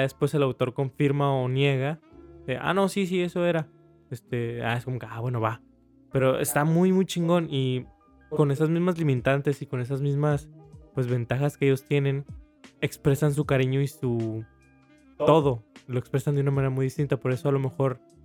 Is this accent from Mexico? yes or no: yes; Mexico; aquí en México